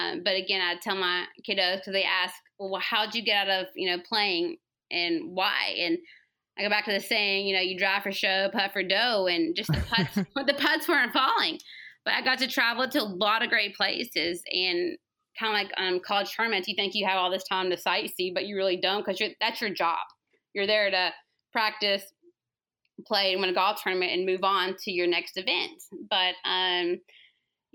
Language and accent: English; the South, United States; accent: Southern; also born or lived in Georgia; my Southern accent